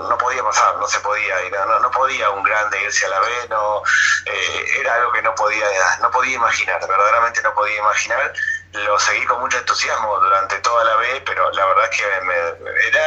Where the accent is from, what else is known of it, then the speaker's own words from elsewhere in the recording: Morón, Buenos Aires Province, Argentina; born there; incluso yo nací en Morón y me impactó cuando San Lorenzo jugó con Deportivo Morón en la B